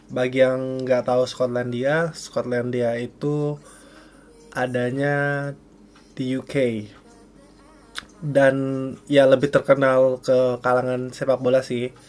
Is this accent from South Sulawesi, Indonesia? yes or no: yes; Makassar, South Sulawesi, Indonesia; Saya aja biar lebih ini biar lebih sopan soalnya saya dari Makassar. Jadi nggak terlalu tahu bahasa gue gue gitu